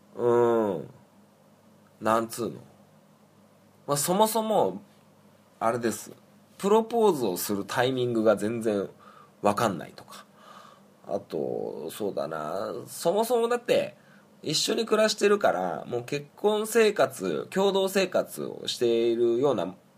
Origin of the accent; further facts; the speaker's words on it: Niigata, Japan; born or raised there